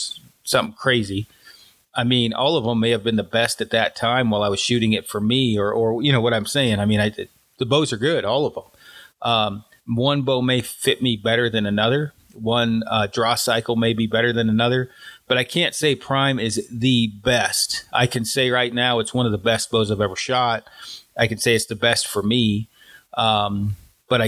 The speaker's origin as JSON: {"language": "English", "region": "Colorado", "country": "United States", "said": "I'm from Colorado"}